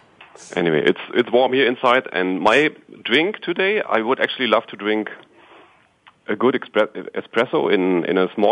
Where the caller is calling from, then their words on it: Walldorf, Baden-Württemberg, Germany; I'm calling from Germany, from SAP headquarters in Waldorf.